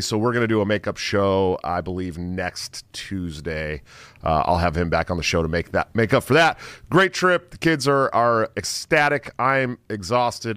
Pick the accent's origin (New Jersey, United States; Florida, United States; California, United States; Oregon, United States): California, United States; Antioch; I'm from uh, Antioch, California, right outside of Oakland